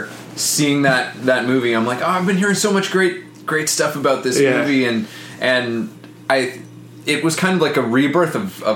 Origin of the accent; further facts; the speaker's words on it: Canada; I'm Canadian